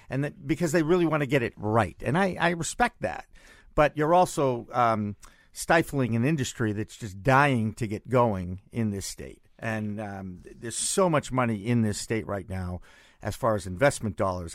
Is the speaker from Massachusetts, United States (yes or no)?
yes; Massachusetts, United States; my home state